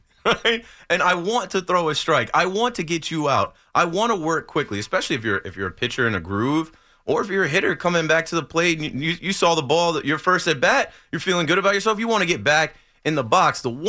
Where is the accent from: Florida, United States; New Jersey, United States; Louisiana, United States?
New Jersey, United States; Ocean Township